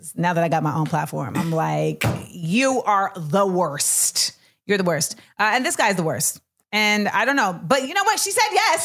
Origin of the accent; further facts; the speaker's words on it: Orlando, Florida, United States; I'm from Orlando.